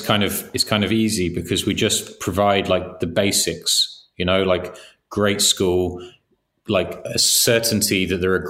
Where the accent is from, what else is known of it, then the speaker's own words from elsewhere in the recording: England, United Kingdom; we grew up in England